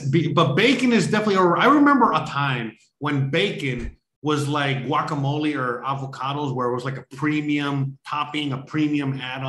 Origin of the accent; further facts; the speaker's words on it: United States; why is the US of A, my home country